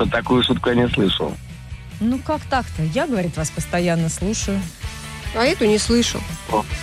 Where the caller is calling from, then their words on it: Moscow, Russia; Из Москвы.